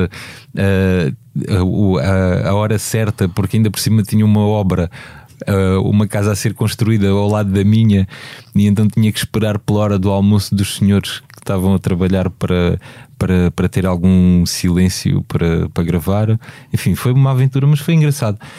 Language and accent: Portuguese; Beja, Alentejo, Portugal; moved away; Eu falo de Beja, que é a minha terra